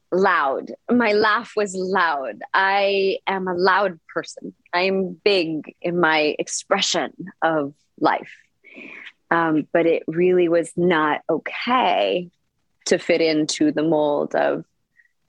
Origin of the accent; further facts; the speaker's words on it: Canada; also born or lived in Punjab, India (ancestry); now in Costa Rica; My parents are both from Punjab, India, from the north of India. And they came to Canada, and then I was born in Canada.